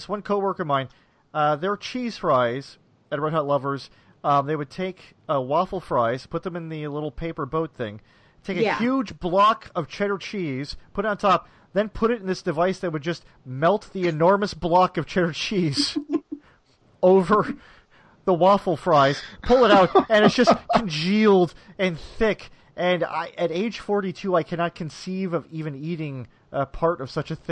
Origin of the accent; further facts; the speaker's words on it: Lansing, Michigan, United States; now in Philadelphia, United States; I grew up in the Lansing area in Michigan.